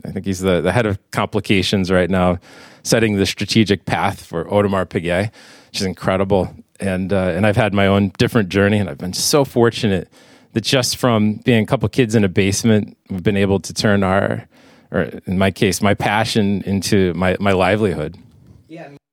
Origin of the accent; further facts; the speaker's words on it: Bristol, Connecticut, United States; my hometown in Bristol, Connecticut. Okay. I grew up nearby the American Watch and Clock Museum